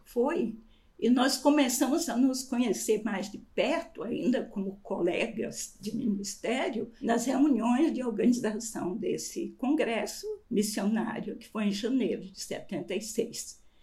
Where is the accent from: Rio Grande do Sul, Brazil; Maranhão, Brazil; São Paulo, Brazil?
Maranhão, Brazil; moved away as an adult; also born or lived in Curitiba; eu sou maranhense